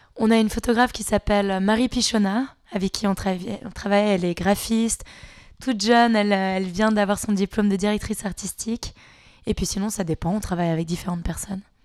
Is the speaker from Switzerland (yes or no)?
yes; Switzerland; on est suisse